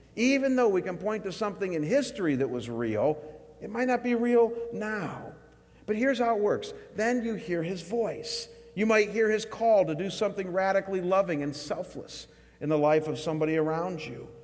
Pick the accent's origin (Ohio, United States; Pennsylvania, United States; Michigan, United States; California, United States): Ohio, United States; Chagrin Falls; my hometown of Chagrin Falls, Ohio